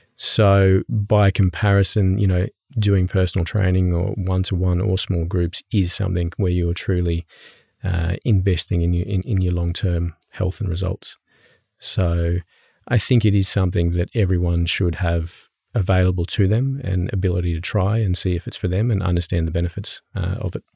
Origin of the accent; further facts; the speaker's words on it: Brisbane, Queensland, Australia; now in Norway; I come from Australia. Um, I'm from Brisbane in Australia.